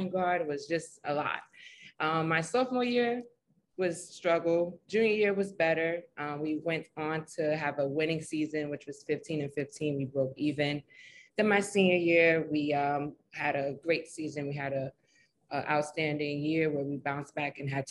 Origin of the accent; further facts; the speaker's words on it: New York City, New York, United States; I'm from Harlem, the Harlem community. I was born and raised.